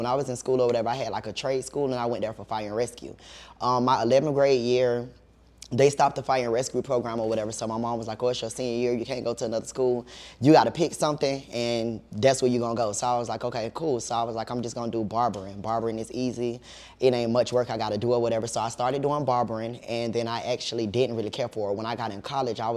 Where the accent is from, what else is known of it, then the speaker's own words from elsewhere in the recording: Jacksonville, Florida, United States; also born or lived in Miami, Florida; I was born in Miami, Florida, but I am a native of Jacksonville, Florida